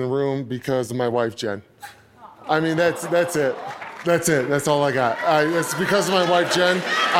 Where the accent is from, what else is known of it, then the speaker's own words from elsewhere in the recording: Flint, Michigan, United States; moved away; I'm originally from Flint, Michigan.